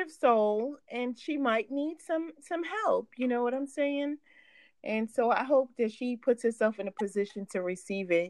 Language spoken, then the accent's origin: English; New York, United States; I'm from New York, never New oh. Jersey.